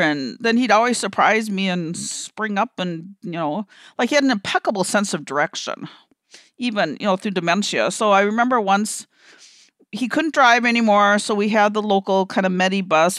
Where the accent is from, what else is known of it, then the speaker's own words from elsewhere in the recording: Minnesota, United States; I'm from Minnesota and they say that we're kind of indirect up here